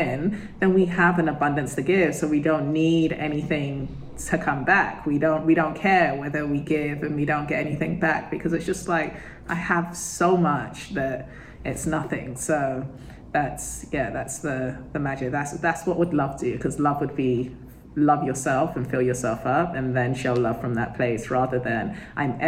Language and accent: English; United Kingdom; I'm British